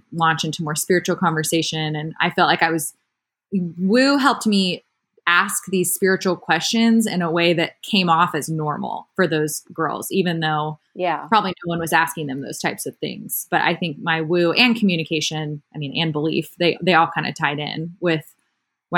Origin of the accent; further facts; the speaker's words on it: Austin, Texas, United States; I grew up in Austin